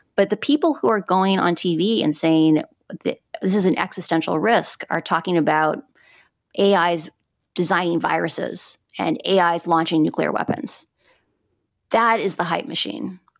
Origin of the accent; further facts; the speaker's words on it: Midwest, United States; moved away as an adult; now in Puerto Rico; I grew up in the Midwest.